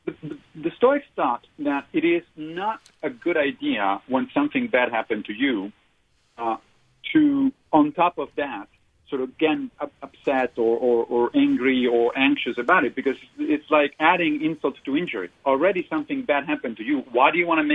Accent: Rome, Lazio, Italy; moved away; I'm from Rome.

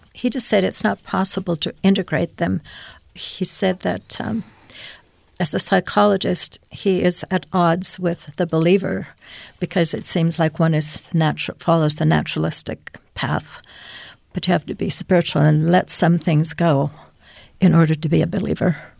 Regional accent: Finland; moved away; I was born in Finland, and so we had religious education f, right away at f, in first grade

